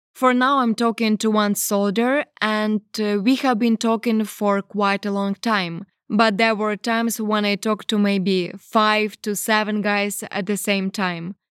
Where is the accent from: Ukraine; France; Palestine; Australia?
Ukraine; English is a second language; they came to my country to kill my people